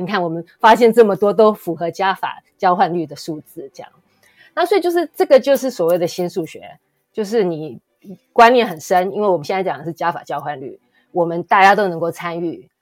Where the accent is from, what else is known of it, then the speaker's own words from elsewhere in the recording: Taiwan; 我们在台湾长大